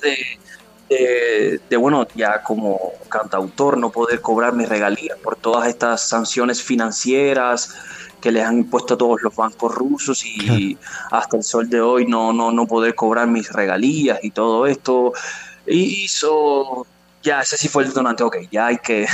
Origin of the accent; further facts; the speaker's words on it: Cuba; moved away as an adult; also born or lived in Russia / Guadalajara, Jalisco, Mexico; now in Mexico; vengo de Cuba